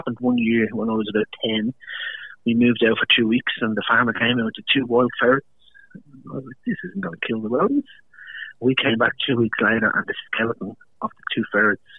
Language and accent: English; Dublin, Leinster, Ireland; moved away as an adult; also born or lived in Algarve, Portugal; now in Brisbane, Australia; I'm from Dublin, Ireland. So I immigrated out to Australia in 2006